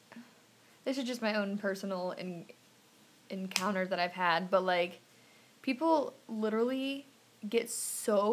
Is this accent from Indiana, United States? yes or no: yes; Indiana, United States; accent: twang; moved away; I am from Indiana